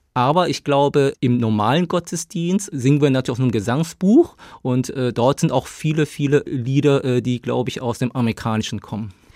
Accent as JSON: {"language": "German", "town": "Dinslaken", "region": "North Rhine-Westphalia", "country": "Germany", "tie": "born or raised there", "also_born_or_lived": "South Korea / Tübingen", "first_language": "Korean", "second_language": "German", "moved": "as an adult", "lives_now": "Stuttgart, Germany", "said": "ich bin aufgewachsen im Ruhrgebiet in Dienstlaken"}